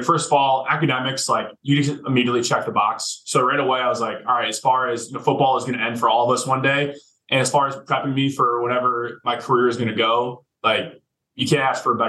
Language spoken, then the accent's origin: English; Midwest, United States; But growing up in the Midwest, my goal was to get offered by a Big Ten school.